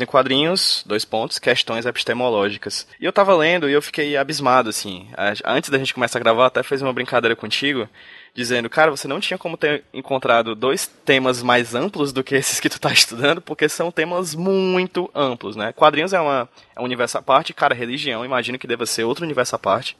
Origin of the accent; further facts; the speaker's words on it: Ceará, Brazil; Hoje eu estou aqui no Ceará, minha terrinha